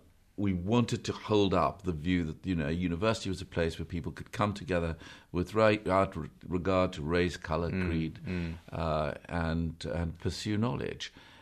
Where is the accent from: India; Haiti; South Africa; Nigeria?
South Africa; Yeah, we were raised in South Africa, which is where I came from. In a sort of Catholic family